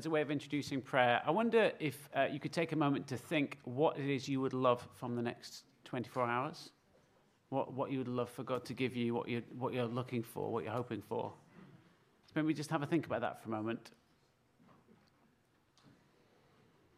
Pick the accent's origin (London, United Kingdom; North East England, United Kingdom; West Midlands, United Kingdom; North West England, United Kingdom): North West England, United Kingdom; Manchester; moved away; I'm from Manchester originally